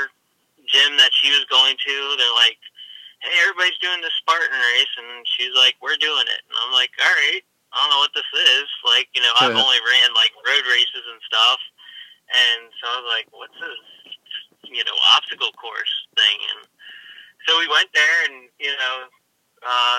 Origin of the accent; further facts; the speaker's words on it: Hershey, Pennsylvania, United States; I'm from Hershey, Pennsylvania